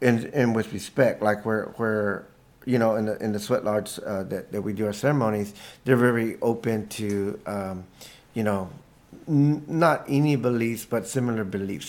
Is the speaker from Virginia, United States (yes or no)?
no; Staples, Texas, United States; moved away as an adult; also born or lived in San Marcos, Texas; now in Santa Fe, United States; When I was a kid, growing up in Staples, Texas, I mean, I couldn't feel more indigenous growing up around corn